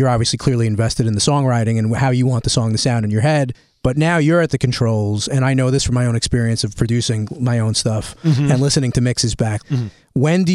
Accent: New York City, New York, United States; I'm from Western Brooklyn, not Eastern Europe

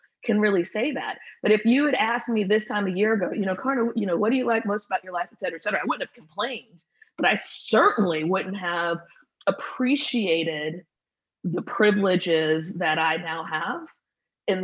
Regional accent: Atlanta, Georgia, United States; also born or lived in Indianapolis; went to Atlanta in fifth grade and then, you know, graduated high school out of Atlanta

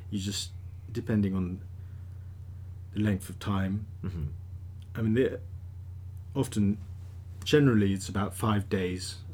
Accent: Tokyo, Japan; also born or lived in Hong Kong / Thailand; child, I lived in Tokyo

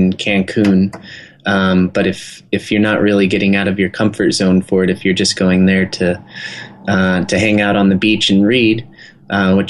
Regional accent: just outside of Aspen, Colorado, United States; we grew up in just outside of Aspen, Colorado

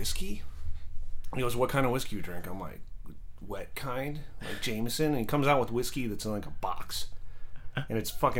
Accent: Chico, California, United States; born there; my dad had a job in, I think it was like Paradise, California or Chico around there. And I was born in Chico Hospital.

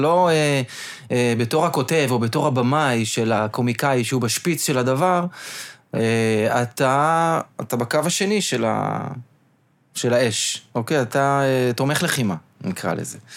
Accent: Petah Tikva, Central District, Israel; אני בא מפתח תקווה

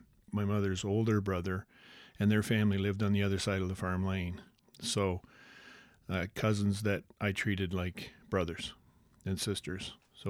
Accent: Snail Grove, Ontario, Canada; I grew up in Snail Grove, Ontario, on my grandparents' farm. My mom and dad built a house there the year I was born.

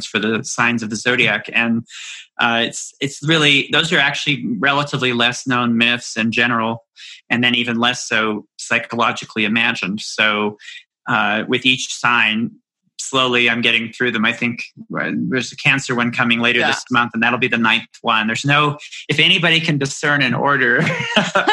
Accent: Appalachia, United States; I grew up in Appalachia.

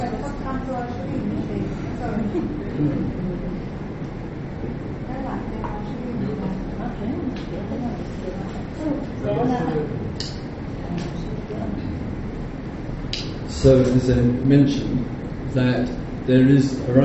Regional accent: England, United Kingdom; I am English

